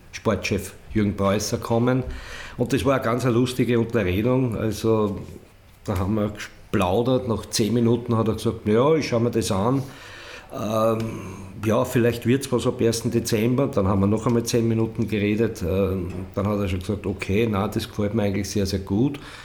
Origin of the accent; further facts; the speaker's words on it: Weitra, Lower Austria, Austria; meine Heimatstadt Weitra